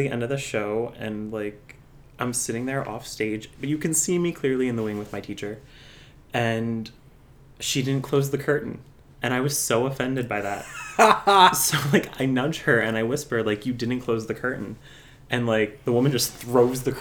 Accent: Absecon, New Jersey, United States; accent: a lot of Philly in it; moved away as an adult; also born or lived in Emmitsburg, Maryland / Long Island, New York; I grew up in a city just outside of Atlantic City, New Jersey, called Epsecan

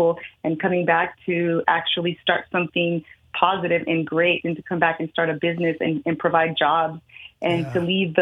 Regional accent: Oakland, California, United States; I was born and raised in Oakland, California

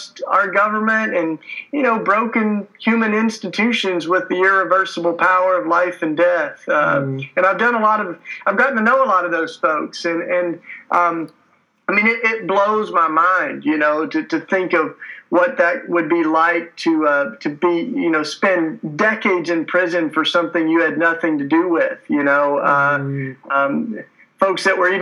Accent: Tennessee, United States; moved away as an adult; now in Philadelphia, United States; I'm a Tennessee kid. You can tell by my accent. That's why I talk with such a charming, lovely accent. I grew up down south and came up to Philadelphia to go to school.

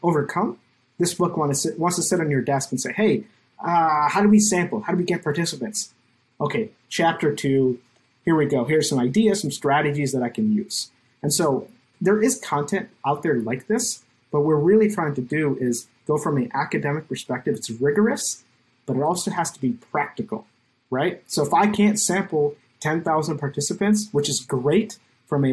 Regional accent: India; now in United States; being an Indian immigrant in America

